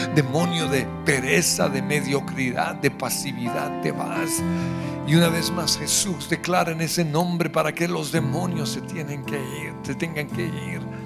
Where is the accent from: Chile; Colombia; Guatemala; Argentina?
Colombia; no me rindo como colombiano